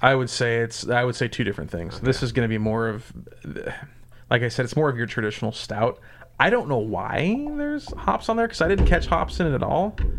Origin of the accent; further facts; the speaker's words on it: Southern Indiana, United States; now in Lincoln, United States; I grew up in Southern Indiana